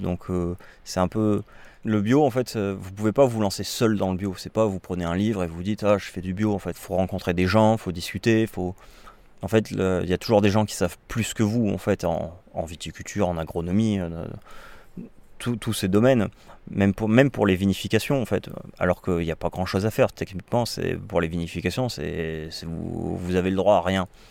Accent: Bordeaux, Nouvelle-Aquitaine, France; je suis un Bordelais, moi. Mais, euh, ma, mais je suis un Bordelais qui a, qui a voyagé, donc, euh, je suis pas un pur souche maintenant

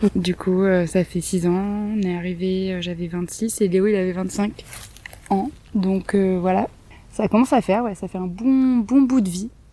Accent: Marseille, Provence-Alpes-Côte d'Azur, France; moved away as an adult; also born or lived in Lyon; now in Allier, France; je suis née à, Lyon, j'ai grandi à Marseille, j'ai toujours vécu dans des grandes villes

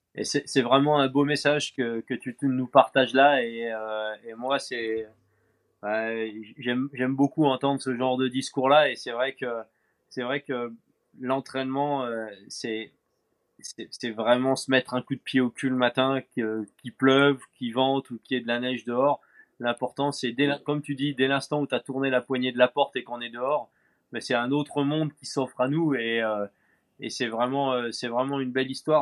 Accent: France; chez nous en France

